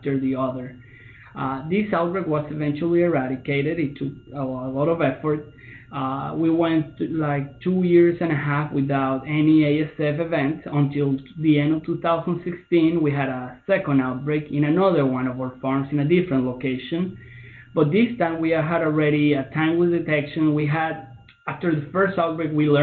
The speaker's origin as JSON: {"language": "English", "country": "Venezuela", "also_born_or_lived": "Russia", "moved": "as an adult", "lives_now": "Minnesota, United States", "said": "I am originally from Venezuela"}